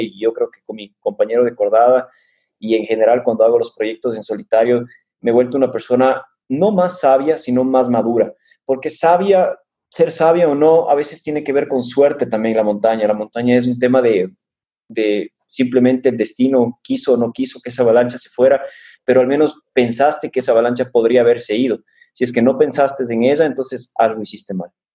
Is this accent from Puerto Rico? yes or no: no; Quito, Pichincha, Ecuador; also born or lived in Switzerland; soy quiteño de corazón y la verdad es que no parezco, ni, ni por el nombre ni por la étnica